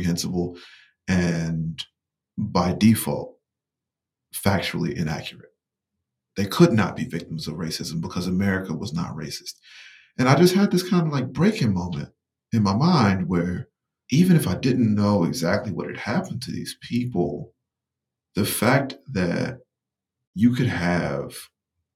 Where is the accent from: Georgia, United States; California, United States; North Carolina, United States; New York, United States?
North Carolina, United States; rural Eastern; moved away; I'm from Eastern North Carolina, from rural Eastern North Carolina